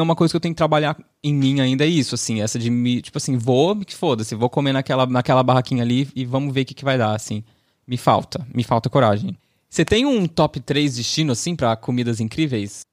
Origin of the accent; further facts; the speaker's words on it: Southeast Brazil, Brazil; eu, sendo uma pessoa que nascida e criada no Sudeste